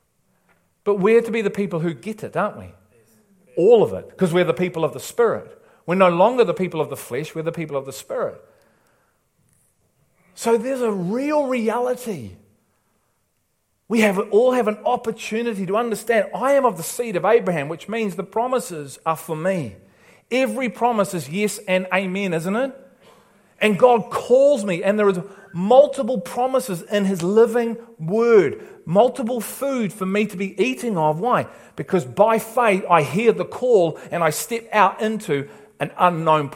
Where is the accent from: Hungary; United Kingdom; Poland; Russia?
United Kingdom; England; now in New Zealand